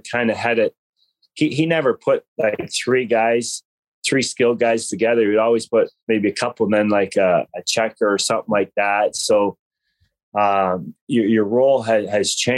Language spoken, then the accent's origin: English; Canada; as a Canadian boy